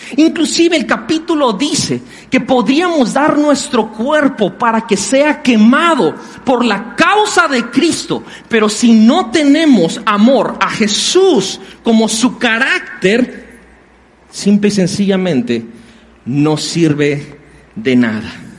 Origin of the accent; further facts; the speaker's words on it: Mexico; los que somos de aquí de México somos mexicanos